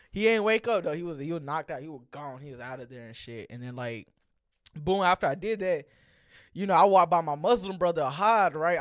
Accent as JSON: {"language": "English", "area": "Gwinnett", "region": "Georgia", "country": "United States", "said": "I'm from Gwinnett"}